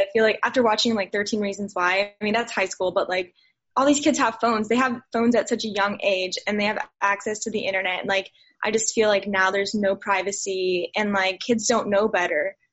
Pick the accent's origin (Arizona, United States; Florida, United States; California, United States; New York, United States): Florida, United States; Pembroke Pines; I grew up in Pembroke Pines, which is like super like diverse